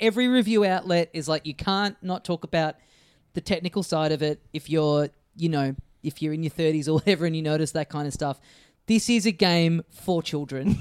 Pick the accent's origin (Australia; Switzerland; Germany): Australia; as an Australian